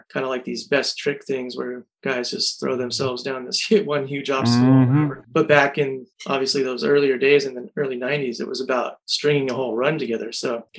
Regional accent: California, United States; I was born in California

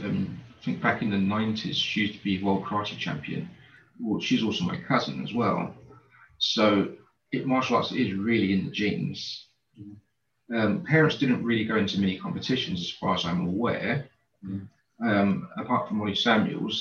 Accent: London, United Kingdom; I grew up in East London in a place called Canning Town

